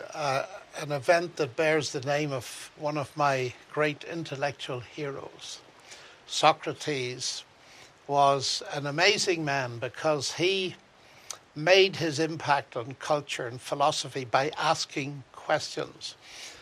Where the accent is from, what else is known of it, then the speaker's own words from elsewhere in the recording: Northern Ireland, United Kingdom; I grew up in Northern Ireland